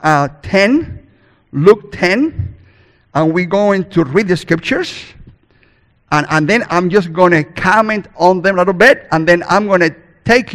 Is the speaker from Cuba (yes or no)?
yes; Cuba; first language Spanish; English is a second language; moved away; I was born in Cuba and raised there too, so I speak God's first language, called Spanish.